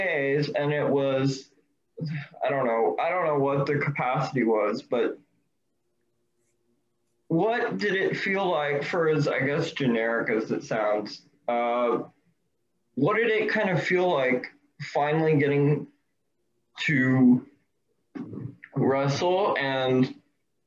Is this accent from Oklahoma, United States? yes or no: no; Texas, United States; I'm from Texas